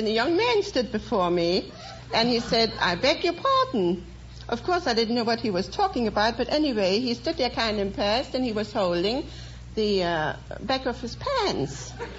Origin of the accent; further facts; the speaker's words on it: Dresden, Saxony, Germany; moved away as an adult; now in United States; I come from Dresden, Germany.